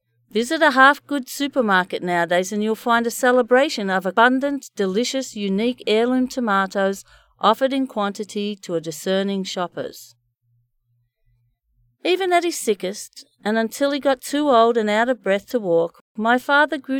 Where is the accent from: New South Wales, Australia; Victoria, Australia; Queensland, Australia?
Victoria, Australia; Bendigo; the dry, hard soil in Bendigo, my hometown